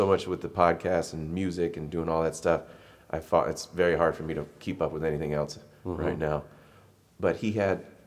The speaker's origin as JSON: {"language": "English", "region": "California", "country": "United States", "said": "I'm from California"}